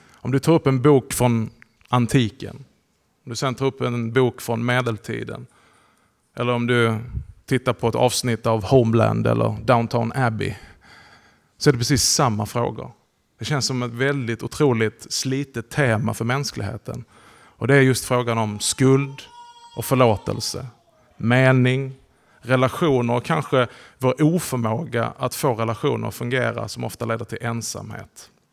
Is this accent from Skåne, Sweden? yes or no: yes; Hörby, Skåne, Sweden; moved away as an adult; also born or lived in Höör; now in Malmö, Sweden; jag är uppväxt här i krokarna. Jag är född i Hörby. Har levt stora delar av mitt liv i Hör